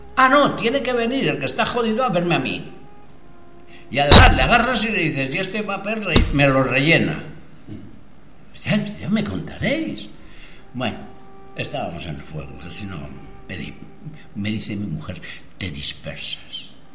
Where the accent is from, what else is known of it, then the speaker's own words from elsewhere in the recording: Madrid, Community of Madrid, Spain; Yo, yo soy de Madrid. Mi, mi tribu era la manzana en la que había nacido. Vivía en la calle La Gasca